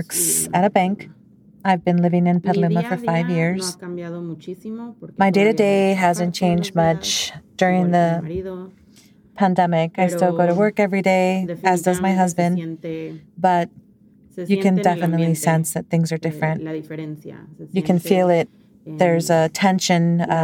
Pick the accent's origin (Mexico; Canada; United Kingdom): Mexico; moved away; I come from Mexico, and you know, have my culture